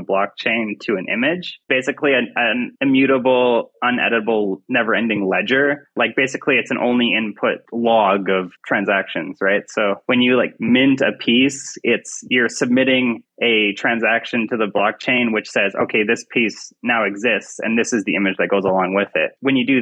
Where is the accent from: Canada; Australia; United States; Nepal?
Canada; I am an artist from Canada